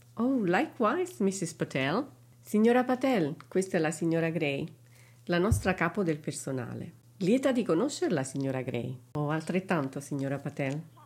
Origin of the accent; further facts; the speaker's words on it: Italy; nata e cresciuta in Italia